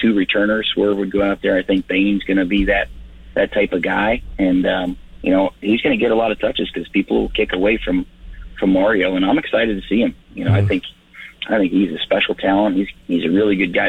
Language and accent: English; Florida, United States; moved away as an adult; now in Saskatchewan, Canada; growing up in Florida